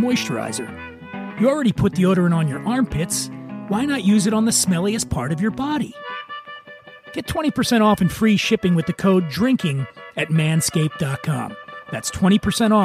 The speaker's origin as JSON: {"language": "English", "town": "Philadelphia", "region": "Pennsylvania", "country": "United States", "tie": "born or raised there", "said": "Doylestown's a suburb of Philadelphia, where I'm from"}